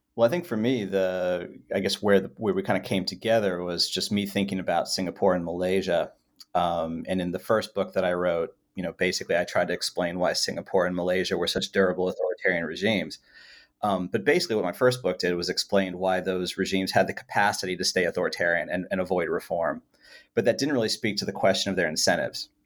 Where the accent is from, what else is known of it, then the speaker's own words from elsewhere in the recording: California, United States; I spent a lot of my youth in uh, in California